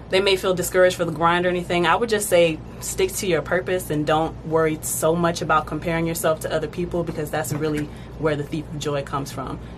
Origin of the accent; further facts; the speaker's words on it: Fayetteville, United States; born there; also born or lived in Delaware / Virginia / Texas / Hawaii; now in Georgia, United States; So I was born in Fayetteville and I've lived in Delaware, Virginia, Texas, Hawaii, now Georgia.